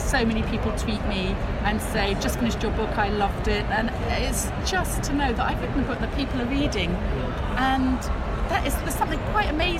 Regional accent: England, United Kingdom; moved away as an adult; also born or lived in Paris; I do love tea, so, because I'm English

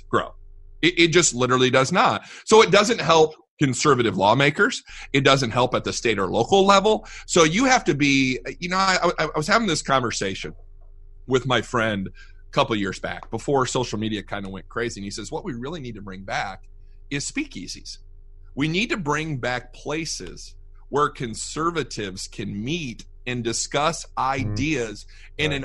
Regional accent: Fort Wayne, Indiana, United States; moved away as an adult; now in Fort Worth, United States; we moved down here to Fort Worth. We're originally from Fort Wayne, Indiana

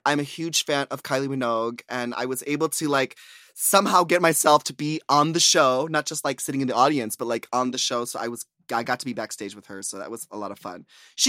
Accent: Bronx, New York, United States; Because I'm from the Bronx. I'm from the boogie down Bronx.

